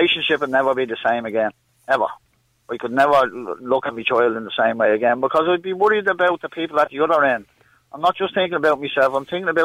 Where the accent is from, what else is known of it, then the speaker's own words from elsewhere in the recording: Dublin, Leinster, Ireland; I grew up in Cabra with some hard chars.